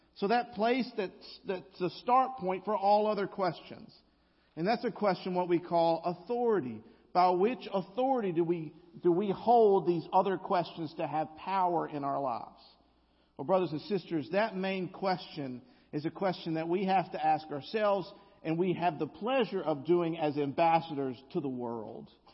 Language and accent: English; the South, United States; accent: Southern drawl (implied)